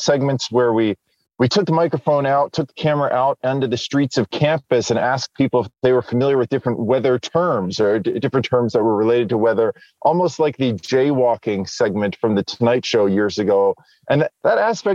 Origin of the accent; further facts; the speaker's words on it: New Jersey, United States; moved away; I grew up in New Jersey